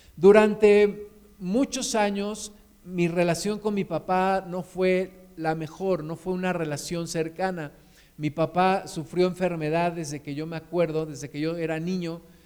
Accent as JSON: {"language": "Spanish", "country": "Mexico"}